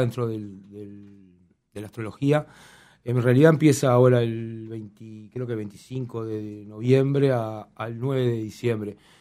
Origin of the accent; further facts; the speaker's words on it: La Paz, Canelones, Uruguay; somos de La Paz varios